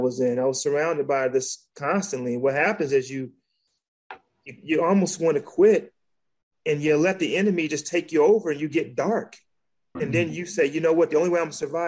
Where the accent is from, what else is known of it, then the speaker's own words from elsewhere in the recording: Detroit, Michigan, United States; now in South Carolina, United States; I grew up in the streets of Detroit. Well, I grew up in Detroit